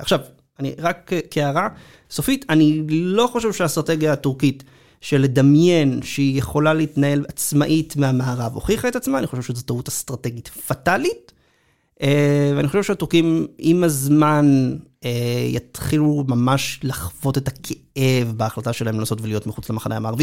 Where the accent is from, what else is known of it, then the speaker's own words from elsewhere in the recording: Israel; לנו כישראלים